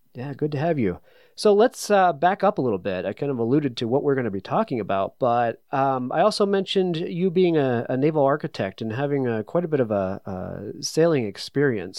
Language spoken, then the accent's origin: English; New England, United States; I'm from New England